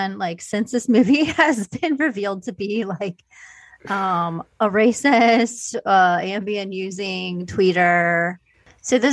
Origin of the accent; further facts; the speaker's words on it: Midwest, United States; as a Midwesterner from a lower to middle class family in a small town in the Midwest